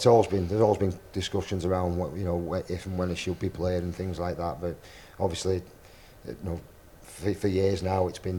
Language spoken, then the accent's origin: English; England, United Kingdom; So that was kind of my opportunity as an English player to actually say, you know what, I can compete at that level